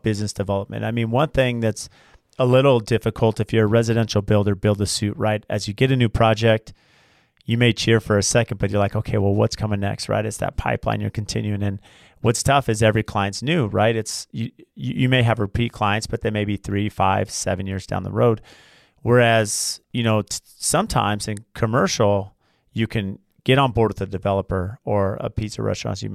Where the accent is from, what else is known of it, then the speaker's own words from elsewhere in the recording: San Diego, California, United States; moved away; I grew up in San Diego, so I, you know, that was as a teenager growing up in San Diego, it was fun